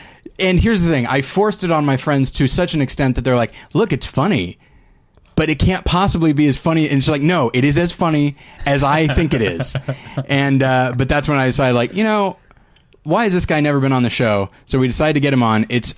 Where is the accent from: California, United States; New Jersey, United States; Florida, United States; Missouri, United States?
California, United States; Taft; moved away; also born or lived in Bakersfield; I was born in Bakersfield. We lived in Taft, California.